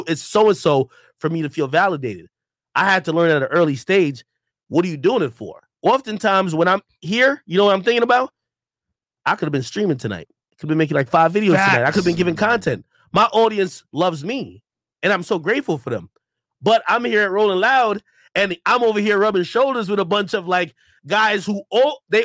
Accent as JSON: {"language": "English", "region": "New Jersey", "country": "United States", "tie": "born or raised there", "also_born_or_lived": "Jamaica", "said": "My mom brought me over here and we lived in New Jersey"}